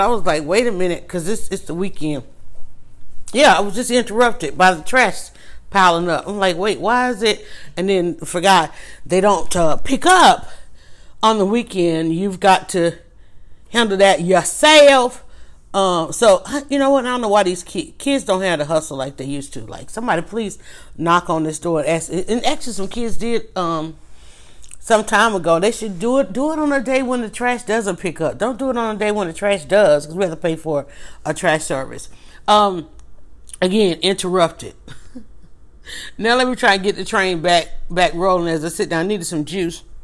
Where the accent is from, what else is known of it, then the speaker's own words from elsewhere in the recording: Atlanta, Georgia, United States; growing up, being from Atlanta, growing up in Atlanta